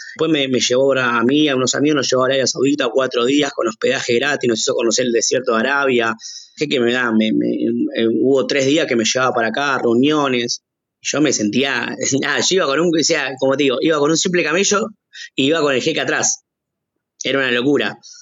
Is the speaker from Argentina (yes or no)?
yes; Argentina; lo que somos los argentinos